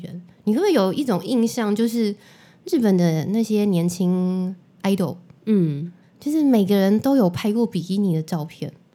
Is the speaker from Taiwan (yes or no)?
yes; Taiwan; 我们生在南国，台湾还是比较幸福的